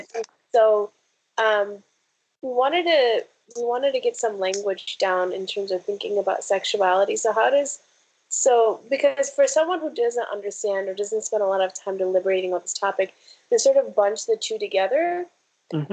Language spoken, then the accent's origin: English; Ohio and Michigan, Midwest, United States; I'm from Ohio and Michigan